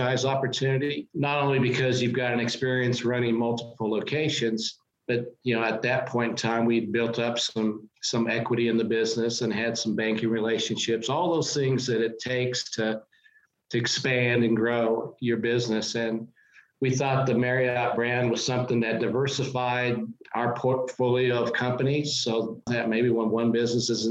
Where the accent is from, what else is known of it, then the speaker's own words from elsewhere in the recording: Wichita, Kansas, United States; It was an opportunity to work close to my hometown with a Fortune